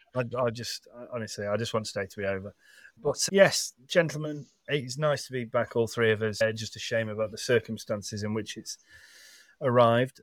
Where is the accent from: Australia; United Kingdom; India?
United Kingdom; England; as English sports fans